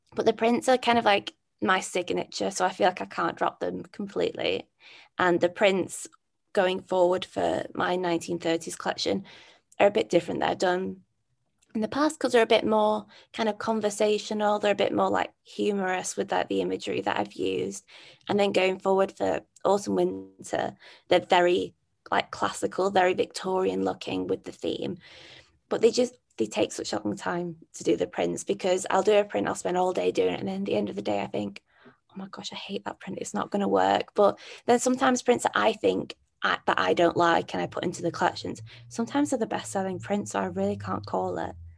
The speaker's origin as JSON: {"language": "English", "town": "Manchester", "region": "North West England", "country": "United Kingdom", "said": "I'm from Manchester."}